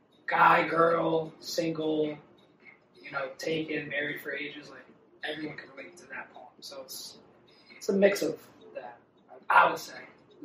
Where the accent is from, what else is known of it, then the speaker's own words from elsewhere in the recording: New York, United States; moved away as an adult; Born and raised in New York.